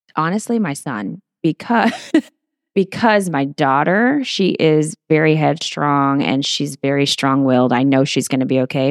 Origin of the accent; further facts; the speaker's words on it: Portland, Texas, United States; moved away as an adult; also born or lived in San Antonio, Texas / Houston, Texas; My parents moved to the Corpus Christi area, a little small town called Portland, Texas